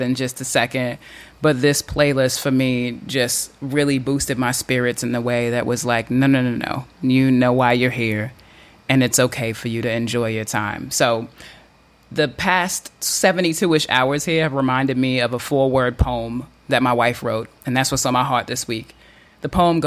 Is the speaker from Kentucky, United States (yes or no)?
no; New York City, New York, United States; moved away; recording this edition from my hometown, New York City